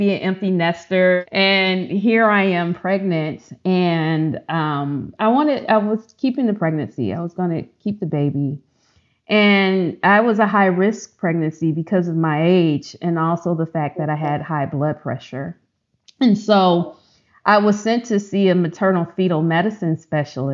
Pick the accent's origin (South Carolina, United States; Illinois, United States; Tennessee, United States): Illinois, United States; Chicago; now in Texas, United States; Growing up in Chicago, I went to one of the lowest performing high schools